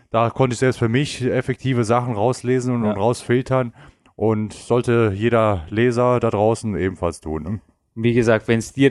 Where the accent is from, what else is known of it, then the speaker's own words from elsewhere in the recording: Germany; Meine Eltern kommen aus dem ehemaligen Jugoslawien. Okay. Und ich bin allerdings in Deutschland geboren und aufgewachsen, fühle mich auch als solcher